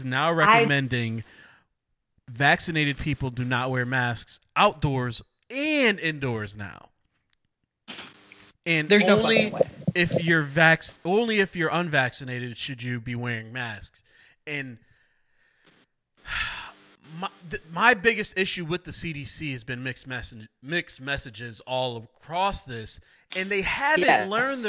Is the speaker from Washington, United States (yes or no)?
no; Waterbury, Connecticut, United States; I grew up pretty much my whole life. We moved when I was 2. Plaza Avenue, right off of Willow Street. I lived there from 2 to 18